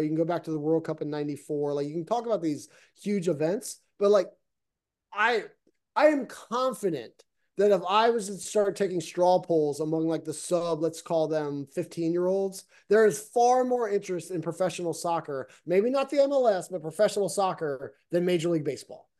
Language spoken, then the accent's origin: English; United States